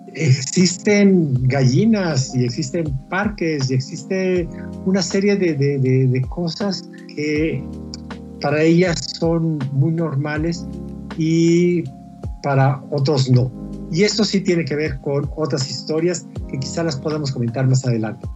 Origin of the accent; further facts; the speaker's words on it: Mexico; A mí me eligieron como autor mexicano